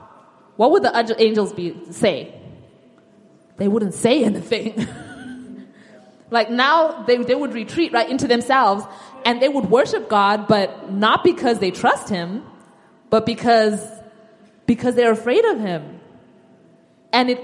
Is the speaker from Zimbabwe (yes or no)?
yes; Zimbabwe; moved away; I'm from Zimbabwe, and there was a time in my country's history